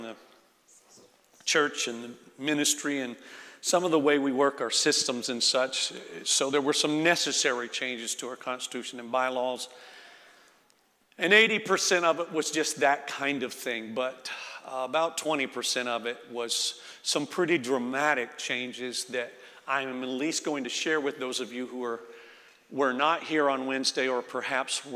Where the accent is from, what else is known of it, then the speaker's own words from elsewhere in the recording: Florida, United States; moved away; I'm from Florida